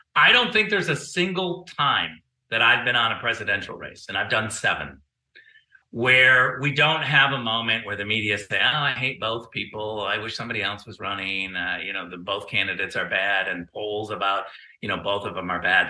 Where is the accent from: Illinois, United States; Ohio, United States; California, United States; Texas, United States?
California, United States; as a Californian